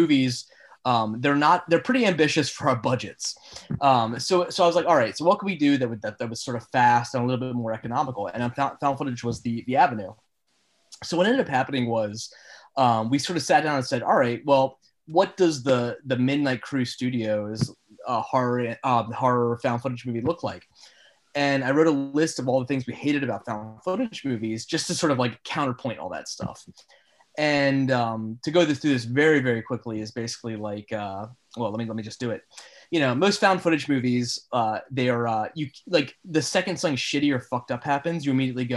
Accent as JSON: {"language": "English", "town": "Baltimore", "region": "Maryland", "country": "United States", "tie": "born or raised there", "said": "I grew up in Baltimore. I mean, I still live in Baltimore"}